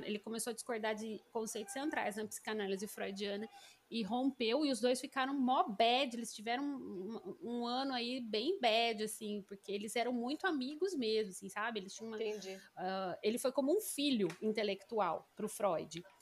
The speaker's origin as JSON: {"language": "Portuguese", "country": "Brazil", "said": "Porque a gente é brasileira, né?"}